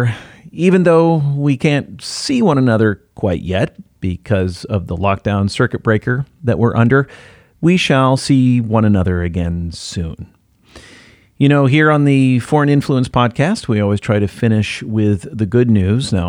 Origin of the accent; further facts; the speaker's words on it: United States; as an American